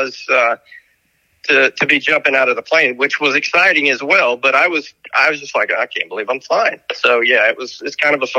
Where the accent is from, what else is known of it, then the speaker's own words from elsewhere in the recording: Marietta, Georgia, United States; also born or lived in Fayetteville, North Carolina; I'm from Marietta, Georgia, which is about 30 minutes north of Atlanta.